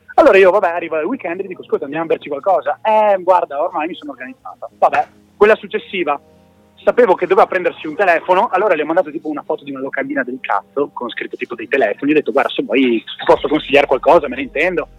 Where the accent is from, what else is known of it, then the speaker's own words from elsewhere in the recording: Verona, Veneto, Italy; now in Padua, Italy; siamo da Verona. Eh, in questo momento da Padova